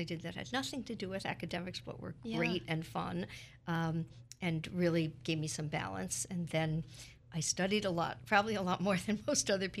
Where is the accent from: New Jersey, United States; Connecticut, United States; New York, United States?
New York, United States; New York City; moved away as an adult; now in Philadelphia, United States; I grew up in Brooklyn, which is part of New York City